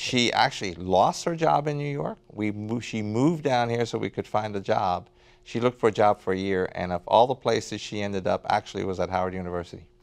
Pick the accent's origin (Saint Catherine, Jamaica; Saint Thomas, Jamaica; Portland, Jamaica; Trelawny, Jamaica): Portland, Jamaica; Port Antonio; also born or lived in Kingston, Jamaica; now in United States; born in, um, Kingston, um, but spent most of my time in, uh, Port Antonio